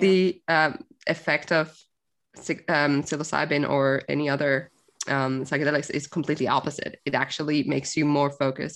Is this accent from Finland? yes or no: yes; Finland; moved away; I grew up in Finland, for anyone thinking where the hell is her accent from?